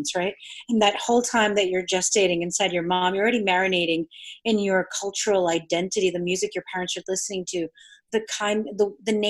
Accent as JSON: {"language": "English", "region": "New York", "country": "United States", "tie": "born or raised there", "also_born_or_lived": "Argentina", "first_language": "Spanish", "second_language": "English", "said": "I'm South American from Argentina and from New York. But meaning that I'm from New York, that means I've been exposed to Cuban culture."}